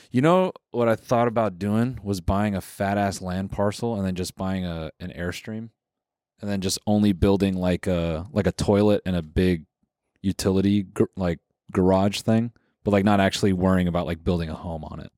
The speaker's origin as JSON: {"language": "English", "town": "Los Angeles", "region": "California", "country": "United States", "said": "I'm from L"}